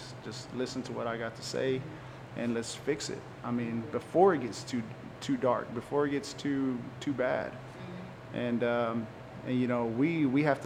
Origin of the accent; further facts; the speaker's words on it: Waco, Texas, United States; accent: Chicano; I grew up in Southside of Waco.